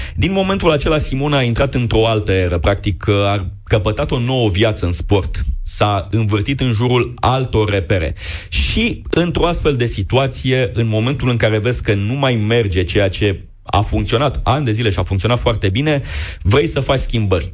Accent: Constanța, Constanța County, Romania; am copilărit împreună, ne-am antrenat la același club, suntem din Constanța, din același oraș

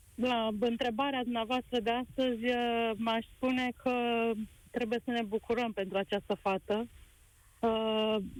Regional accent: Romania; noi, ca români

